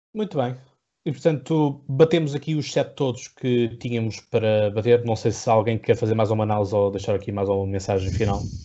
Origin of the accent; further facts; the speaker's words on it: Setúbal, Portugal; eu sou do Distrito de Setúbal